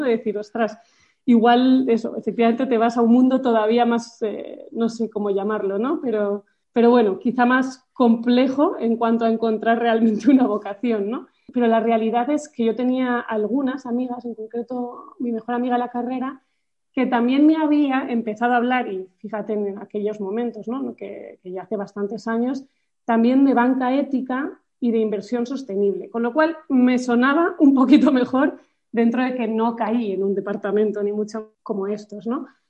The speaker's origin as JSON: {"language": "Spanish", "town": "Madrid", "region": "Community of Madrid", "country": "Spain", "also_born_or_lived": "France", "said": "Soy de Madrid"}